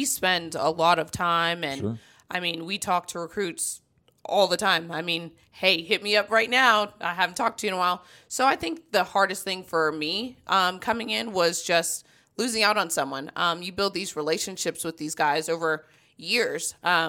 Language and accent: English; Columbia, South Carolina, United States; Yes, Columbia, South Carolina. Yeah, my mom and my brother are still there. Right. I am a Southern girl through and through.